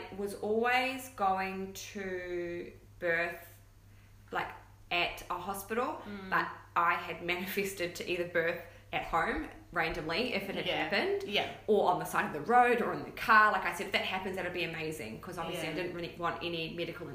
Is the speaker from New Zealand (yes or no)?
yes; New Zealand; now in Gold Coast, Australia; And we live here on the Gold Coast. I'm from New Zealand originally, though.